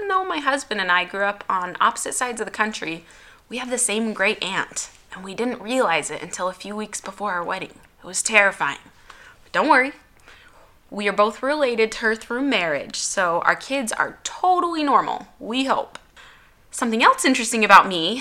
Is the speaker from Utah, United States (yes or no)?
yes; Utah, United States; I was born in Utah.